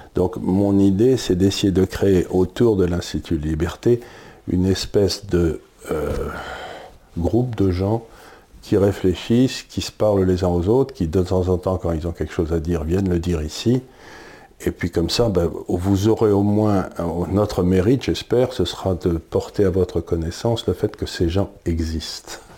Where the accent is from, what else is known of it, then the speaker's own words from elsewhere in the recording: France; en tant que Français